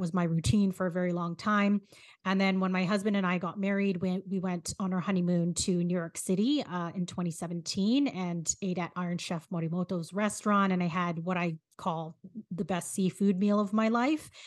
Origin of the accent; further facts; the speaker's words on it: Philippines; as a Filipino